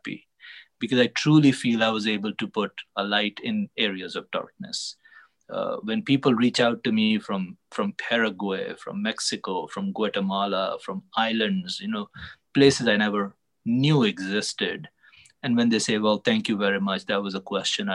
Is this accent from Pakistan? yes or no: yes; Pakistan; now in United States; being a Pakistani